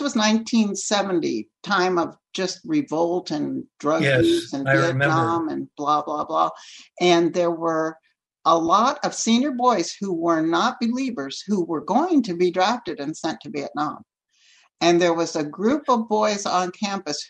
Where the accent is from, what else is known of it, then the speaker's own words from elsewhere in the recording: Texas, United States; first language Spanish; English is a second language; they just crossed the border into Texas, where my dad grew up, speaking Spanish as his first language. And then that's where I grew up, speaking Spanish as my first language